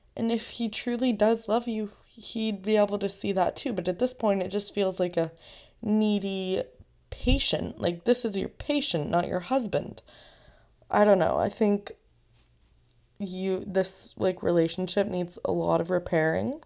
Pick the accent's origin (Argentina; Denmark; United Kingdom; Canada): Canada; I'm also Canadian